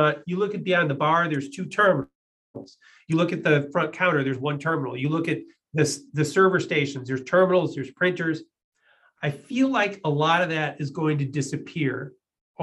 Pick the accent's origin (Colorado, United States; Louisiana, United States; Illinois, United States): Illinois, United States; Chicago; I'm from, you know, Chicago. I'm a Midwesterner